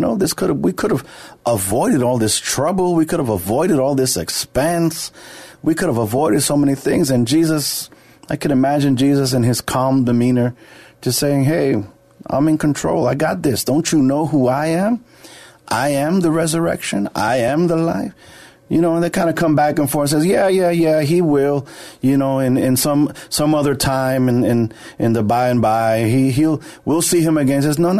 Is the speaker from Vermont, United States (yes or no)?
no; New York, United States; From New York.